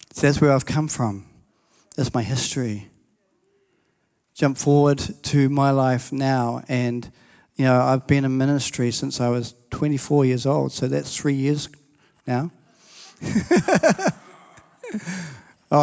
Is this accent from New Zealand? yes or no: yes; New Zealand; I'm a Kiwi, but my family are from England